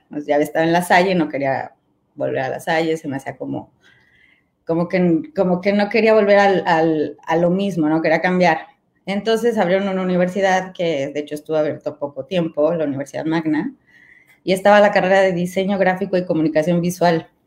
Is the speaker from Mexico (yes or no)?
yes; Mexico; moved away as an adult; y terminando la carrera me fui a vivir fuera de México y este, y pues me empecé a meter mucho en el rollo del arte